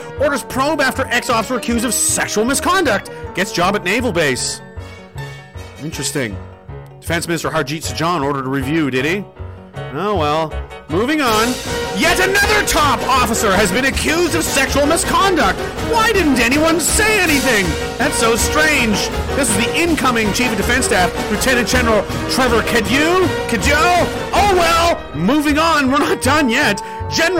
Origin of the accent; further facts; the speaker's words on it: Canada; As a Canadian man and fucking veteran